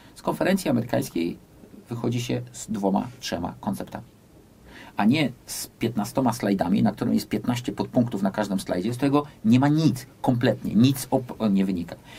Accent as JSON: {"language": "Polish", "country": "United States", "tie": "born or raised there", "moved": "yes", "said": "ja też się wychowałem w Stanach Zjednoczonych"}